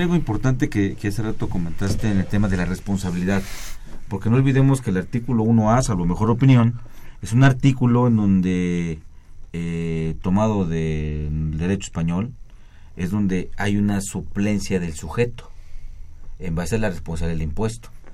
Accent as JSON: {"language": "Spanish", "region": "Yucatán", "country": "Mexico", "said": "soy yucateco"}